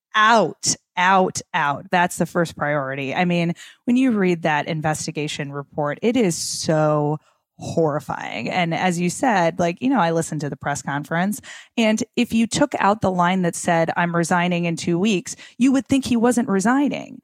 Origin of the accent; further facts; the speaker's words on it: Minnesota, United States; I'm from Minnesota